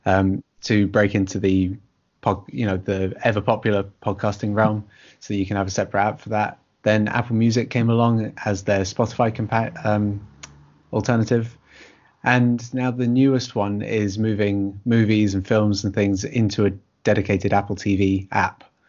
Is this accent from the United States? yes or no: no; United Kingdom; we're both British writers